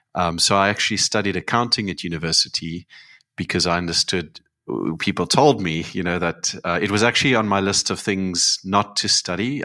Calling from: Cape Town, Western Cape, South Africa; I'm calling in from Cape Town

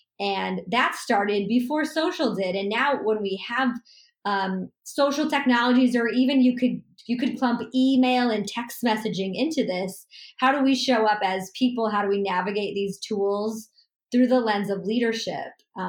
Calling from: Los Angeles, California, United States; I am streaming in from Los Angeles, California.

